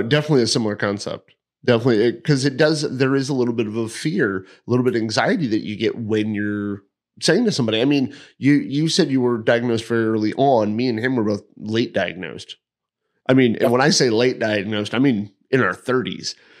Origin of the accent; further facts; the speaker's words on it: East Hartford, Connecticut, United States; moved away as an adult; I'm from East Hartford